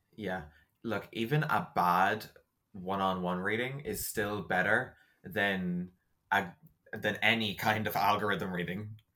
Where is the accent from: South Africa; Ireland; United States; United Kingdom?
Ireland; I make bread because I'm very Irish